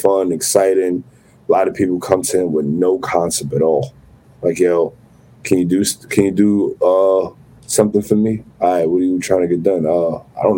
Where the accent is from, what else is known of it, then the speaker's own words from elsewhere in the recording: New York City, New York, United States; We're both from the Bronx